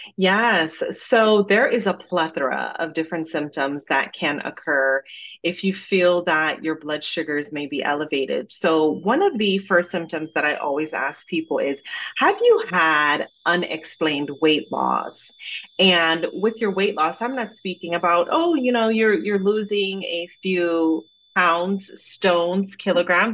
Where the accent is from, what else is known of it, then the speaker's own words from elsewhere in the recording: Jamaica; accent: Jamaican; now in United States; growing up in Jamaica